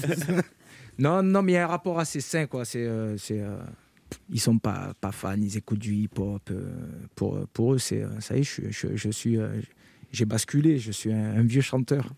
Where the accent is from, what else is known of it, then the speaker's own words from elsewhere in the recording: Carpentras, Provence-Alpes-Côte d'Azur, France; je, suis natif de Carpentras, j'ai grandi à Carpentras, dans le Vaucluse.